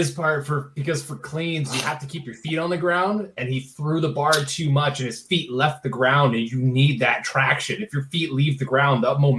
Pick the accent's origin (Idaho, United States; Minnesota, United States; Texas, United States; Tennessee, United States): Minnesota, United States; And I'm from Minnesota, and everybody there touts Caribou coffee